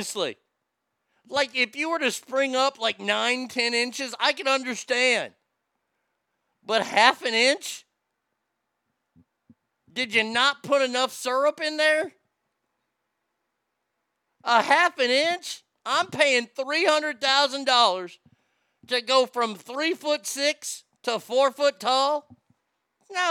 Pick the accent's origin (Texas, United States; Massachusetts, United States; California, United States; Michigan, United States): Texas, United States; my home state